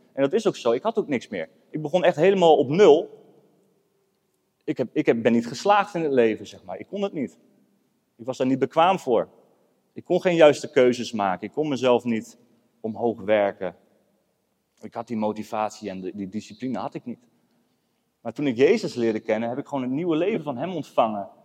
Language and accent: Dutch; Emmen, Drenthe, Netherlands; moved away as an adult; now in Apeldoorn, Netherlands; Ik ben opgegroeid in Emmen